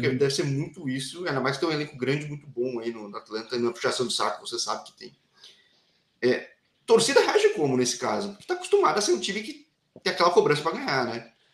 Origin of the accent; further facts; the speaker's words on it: São Paulo, Brazil; eu sou da capital de São Paulo